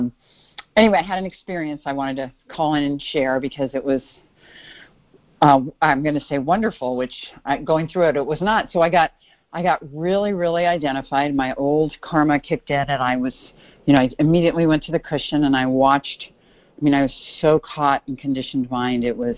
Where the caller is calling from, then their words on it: Bay Area, California, United States; Actually, I'm calling from Chicago, normally from the Bay Area.